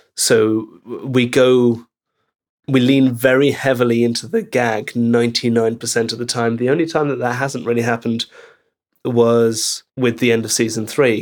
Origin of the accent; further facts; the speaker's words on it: Belgium; moved away; I grew up in Belgium